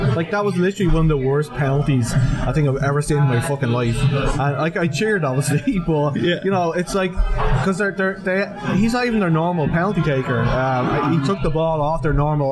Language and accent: English; Ireland; moved away; being an Irish person